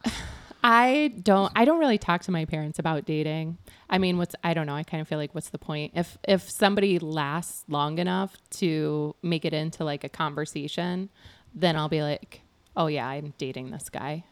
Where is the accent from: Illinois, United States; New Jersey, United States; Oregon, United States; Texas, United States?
Illinois, United States; near Galesburg, West Central; moved away as an adult; also born or lived in Thailand; I grew up in West Central Illinois.